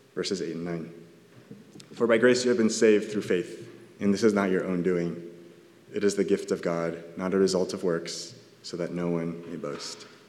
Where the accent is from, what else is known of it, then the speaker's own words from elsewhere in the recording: Southern California, United States; I'm from SoCal